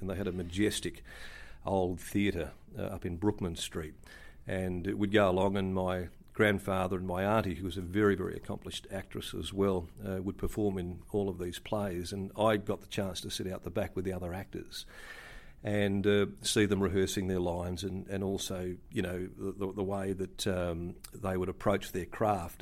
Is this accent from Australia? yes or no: yes; Kalgoorlie, Western Australia, Australia; born or raised there; now in Perth, Australia